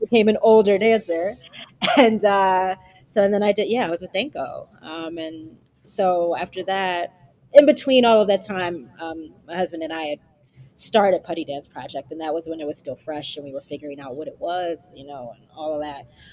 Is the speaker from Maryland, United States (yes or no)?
yes; Baltimore, Maryland, United States; moved away as an adult; I'm originally from Baltimore, Maryland